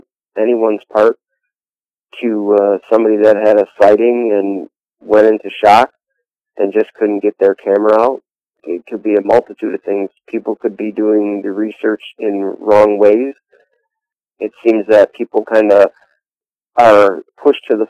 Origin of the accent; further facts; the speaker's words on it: Chautauqua County, New York, United States; I'm from Chautauqua County, New York